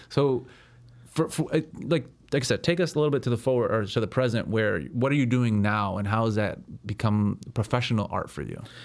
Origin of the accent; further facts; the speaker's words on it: Chicago, Illinois, United States; growing up in Chicago myself